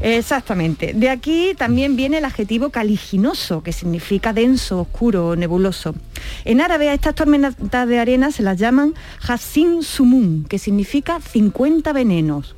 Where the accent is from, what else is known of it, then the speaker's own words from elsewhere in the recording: Andalusia, Spain; quienes somos de Andalucía